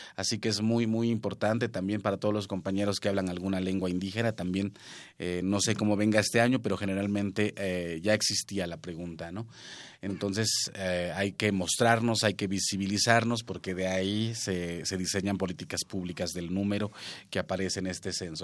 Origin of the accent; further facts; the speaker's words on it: La Huasteca, Mexico; yo soy de la Huasteca